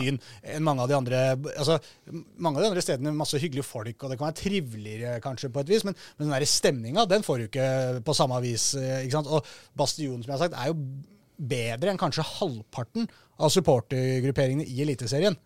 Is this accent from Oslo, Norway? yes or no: yes; Oslo, Norway; jeg er fra Oslo